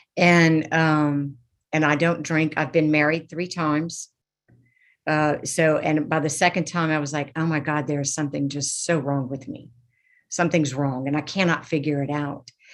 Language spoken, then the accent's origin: English; Lafayette, Louisiana, United States; I am from Lafayette, Louisiana